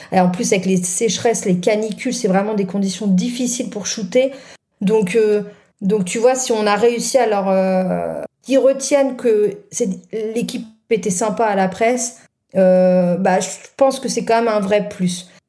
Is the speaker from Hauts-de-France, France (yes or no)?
yes; Nord, Hauts-de-France, France; je suis du Nord